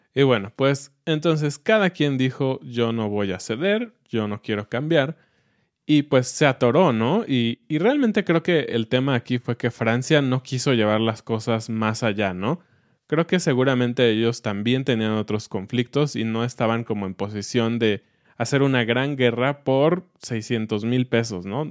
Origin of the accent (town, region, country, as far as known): Mexico